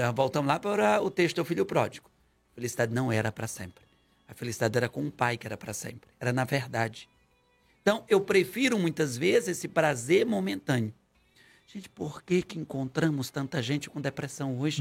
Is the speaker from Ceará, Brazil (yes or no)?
yes; Ceará, Brazil; moved away; eu sou cearense.